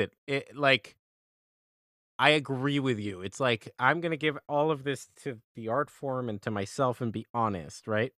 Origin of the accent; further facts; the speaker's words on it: Colombia; I'm from Colombia, I'm from Latin America